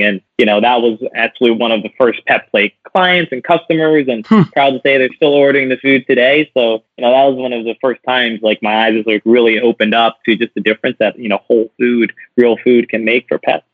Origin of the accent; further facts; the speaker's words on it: New Orleans, Louisiana, United States; moved away; loved growing up in New Orleans